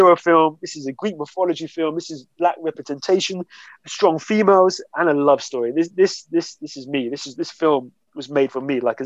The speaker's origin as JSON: {"language": "English", "town": "Hemsby", "region": "East of England", "country": "United Kingdom", "tie": "born or raised there", "said": "I grew up in Hemsby"}